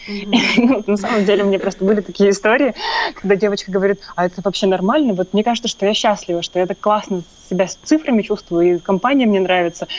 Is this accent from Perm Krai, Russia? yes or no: yes; Perm, Perm Krai, Russia; я приехала в домой к себе, в, это, в Перми, я сама из Перми